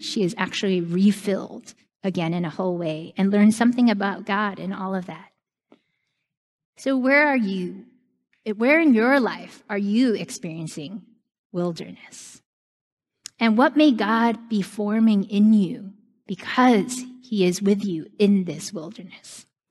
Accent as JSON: {"language": "English", "region": "New York", "country": "United States", "tie": "born or raised there", "said": "New York is my home my whole life"}